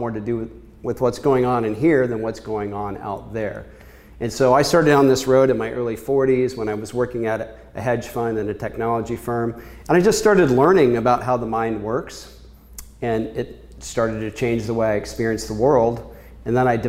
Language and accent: English; Kansas, United States; moved away as an adult; also born or lived in Chicago; I was born in Kansas a long time ago, and I was one of many kids